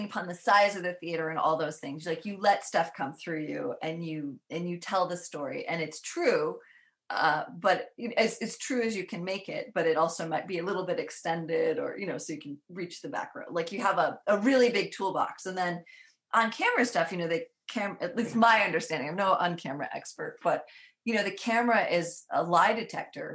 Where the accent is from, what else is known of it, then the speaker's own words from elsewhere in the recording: New York, United States; where I grew up is on Mohawk land, originally Mohawk land